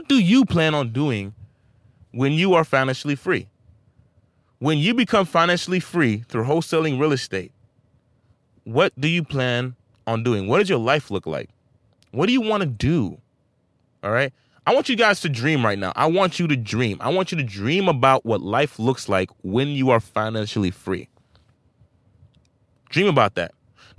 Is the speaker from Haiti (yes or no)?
yes; Saint-Marc, Artibonite, Haiti; now in United States; I'm not even born here, guys. I'm from St. Mark Haiti, a land where there's little to no opportunity compared to America.